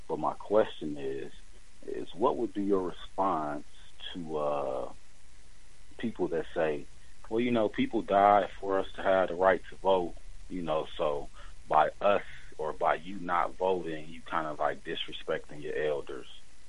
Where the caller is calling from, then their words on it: Milwaukee, Wisconsin, United States; I'm chiming in from Milwaukee, Wisconsin.